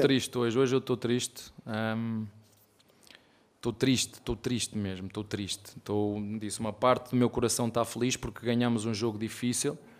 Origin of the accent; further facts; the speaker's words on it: Portugal; moved away as an adult; now in Brazil; Eu sou português, de Portugal